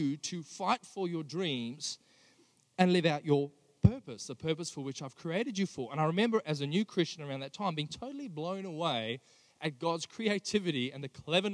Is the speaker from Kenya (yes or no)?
no; Johannesburg, Gauteng, South Africa; also born or lived in Sydney, Australia; now in Australia; I grew up in South Africa. I was born and raised in Johannesburg.